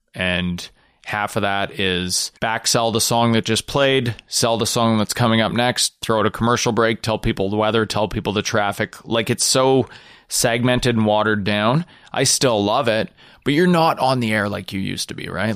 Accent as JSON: {"language": "English", "country": "Canada", "said": "as a Canadian in Canadian comedy"}